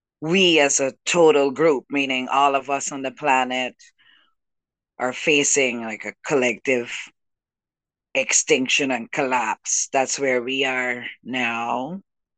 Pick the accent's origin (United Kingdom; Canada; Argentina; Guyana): Guyana; now in Brooklyn, United States; I was born in South America, so where I am from, and my people are the Juca people, the people of the Guianas